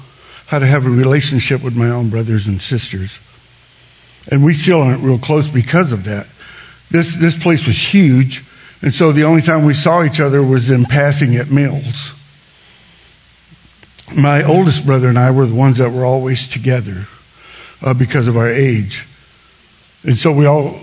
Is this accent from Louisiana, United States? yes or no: yes; South Louisiana, United States; I grew up in South Louisiana